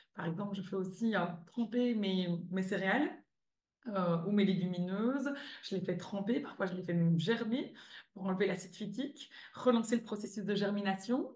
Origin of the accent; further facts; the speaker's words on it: Belgium; moved away as an adult; also born or lived in California; now in Spain; je suis belge